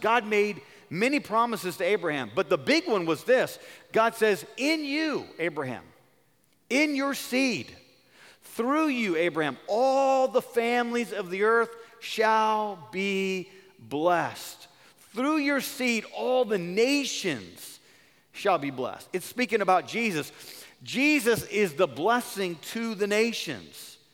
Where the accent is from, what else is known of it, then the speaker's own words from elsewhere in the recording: California, United States; I'm from California